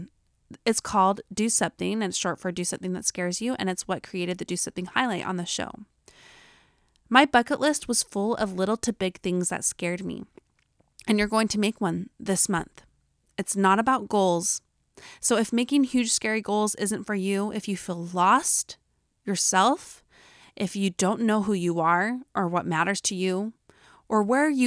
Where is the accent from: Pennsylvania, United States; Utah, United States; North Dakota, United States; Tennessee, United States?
Utah, United States; accent: Utah; my Utah accent